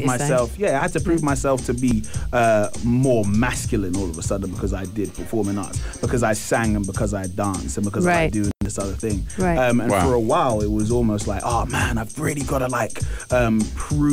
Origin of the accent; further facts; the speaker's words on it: London, United Kingdom; I'm from an area called Tottenham in London.